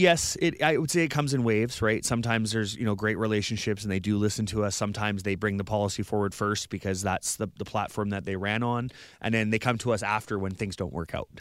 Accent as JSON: {"language": "English", "town": "Vernon", "region": "British Columbia", "country": "Canada", "tie": "born or raised there", "moved": "as an adult", "lives_now": "Victoria, Canada", "said": "I grew up in the Okanagan"}